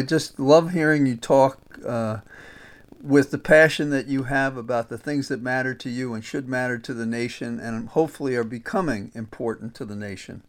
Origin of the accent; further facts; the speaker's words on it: New York, United States; now in Virginia, United States; I tell people I'm from New York, and they ask why did I come to Virginia